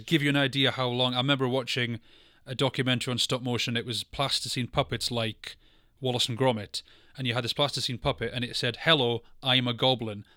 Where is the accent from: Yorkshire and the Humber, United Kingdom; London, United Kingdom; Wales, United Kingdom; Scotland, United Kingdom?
Scotland, United Kingdom; I'm from Scotland